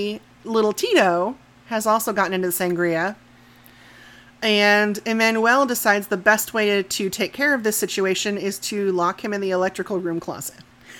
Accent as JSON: {"language": "English", "region": "Midwest", "country": "United States", "said": "I'm from the Midwest"}